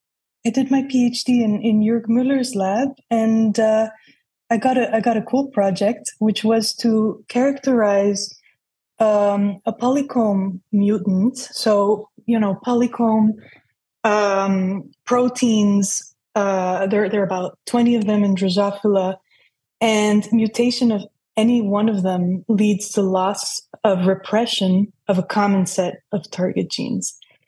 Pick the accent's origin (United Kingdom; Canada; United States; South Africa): United States; New York; And so I grew up in New York in a very multicultural environment.